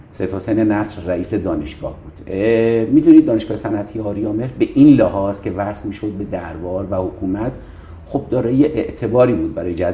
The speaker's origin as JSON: {"language": "Persian", "town": "Mashhad", "region": "Razavi Khorasan", "country": "Iran", "tie": "born or raised there", "also_born_or_lived": "Sistan and Baluchestan / Tehran", "said": "دیگه توی قوم بسیار مهمان دوست بلوچ به دنیا اومدم ولی بلوچ نیستم و والدینم خراسان جنوبی هستن بیرجندی خودم در مشهد و در تهران بزرگ شدم"}